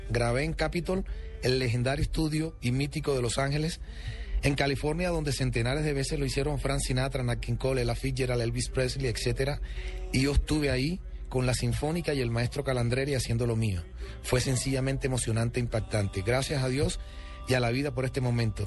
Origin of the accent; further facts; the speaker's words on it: Colombia; first language Spanish; soy el primer colombiano en la historia